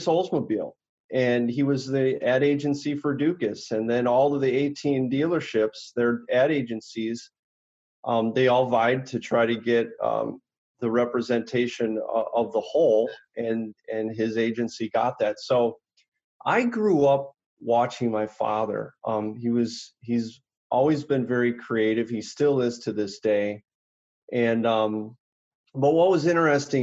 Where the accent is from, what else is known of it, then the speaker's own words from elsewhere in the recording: Oconomowoc, Wisconsin, United States; I grew up in Oconomowoc